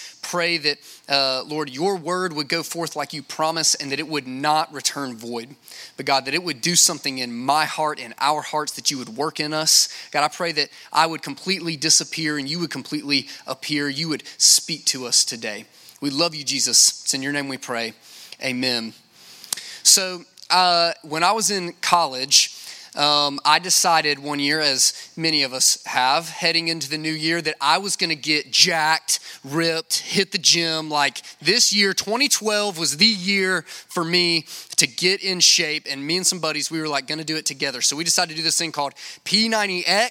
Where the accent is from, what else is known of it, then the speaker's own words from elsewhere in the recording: Lake Charles, Louisiana, United States; I'm from Lake Charles, Louisiana